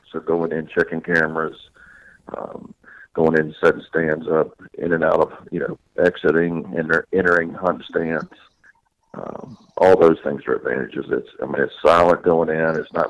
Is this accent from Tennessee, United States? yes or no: no; Louisiana, United States; born there; also born or lived in Mississippi / Florida / Alabama; I was born in Louisiana, lived in Mississippi, lived in Florida, lived in Alabama, so I'm pretty much a southern guy myself